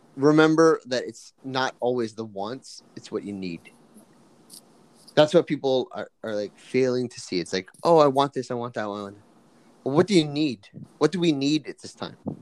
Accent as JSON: {"language": "English", "country": "Canada", "tie": "born or raised there", "said": "I'm, you know, Japanese, Filipino, at, but I'm also Canadian, right? I was born here"}